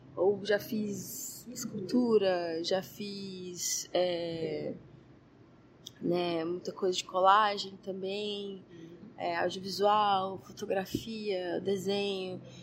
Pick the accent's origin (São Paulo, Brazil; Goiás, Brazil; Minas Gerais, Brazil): Goiás, Brazil; Goiânia; Eu sou de Goiânia, nasci em Goiânia, Goiás